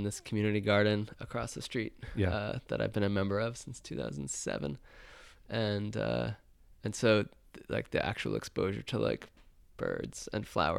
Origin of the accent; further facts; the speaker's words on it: Rockland County, New York, United States; also born or lived in Brooklyn, New York; I grew up in Rockland County, New York, which is a suburb just north of the city.